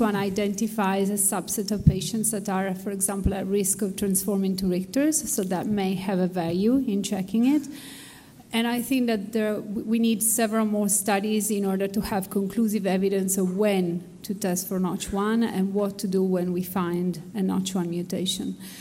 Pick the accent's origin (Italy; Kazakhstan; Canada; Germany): Italy; I come from Italy, where we have a public health system